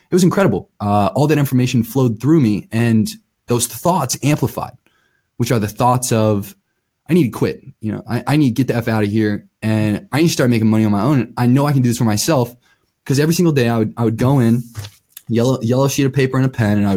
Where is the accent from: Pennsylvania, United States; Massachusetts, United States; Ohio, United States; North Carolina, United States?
Ohio, United States; Akron; moved away as an adult; also born or lived in Colorado; born and raised in Akron, Ohio.